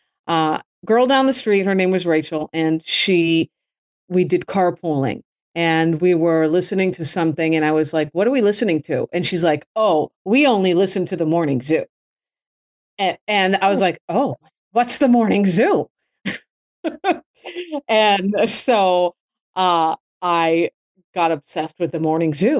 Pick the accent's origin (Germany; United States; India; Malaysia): United States; Massachusetts; also born or lived in Chicago; now in Miami, United States; growing up in Massachusetts was great. I lived in a suburb of Boston